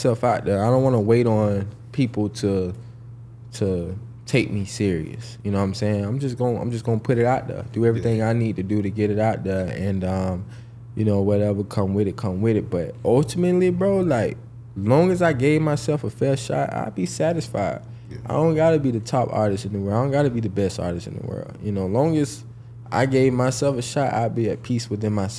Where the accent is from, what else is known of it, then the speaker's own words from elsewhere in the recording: Jacksonville, Florida, United States; I'm actually from Jacksonville, Florida